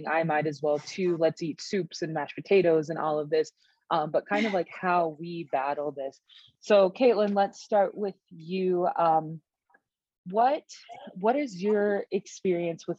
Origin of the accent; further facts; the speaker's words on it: Eastern Texas, United States; now in Eastern Montana, United States; growing up in Eastern Texas, which is in the really like swampy part, almost in Louisiana.